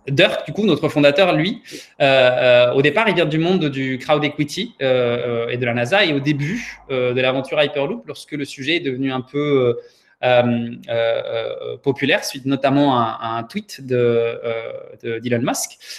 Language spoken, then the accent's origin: French; Paris, Île-de-France, France; also born or lived in Prague, Czechia / Santiago, Chile; je suis né à Prague, euh, d'une mère pianiste et d'un activiste politique. J'ai passé mon enfance au Chili, euh, à Santiago, avant d'arriver à Paris, où j'ai grandi.